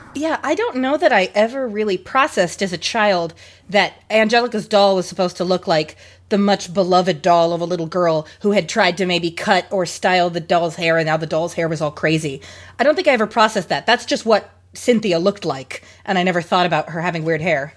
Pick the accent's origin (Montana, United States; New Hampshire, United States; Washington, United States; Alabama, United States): Washington, United States; Seattle; also from here in Washington, I am from Seattle